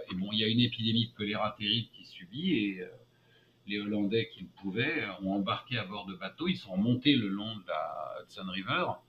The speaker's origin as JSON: {"language": "French", "country": "France", "also_born_or_lived": "United States", "moved": "as an adult", "lives_now": "New York, United States", "said": "je suis un Français qui a le passeport américain"}